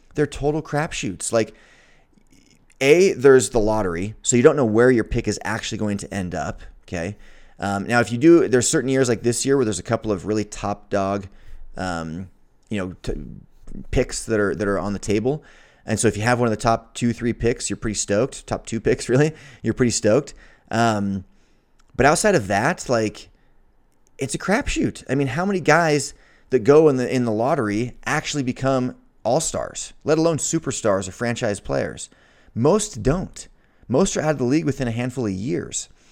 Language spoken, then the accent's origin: English; Salt Lake City, Utah, United States; being from Utah, growing up in Salt Lake City, where University of Utah is, I'm proud.